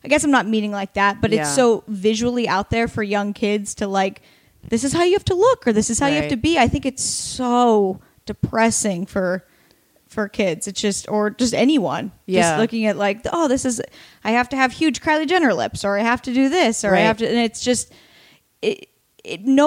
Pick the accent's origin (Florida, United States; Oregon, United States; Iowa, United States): Oregon, United States; now in Los Angeles, United States; I'm from Oregon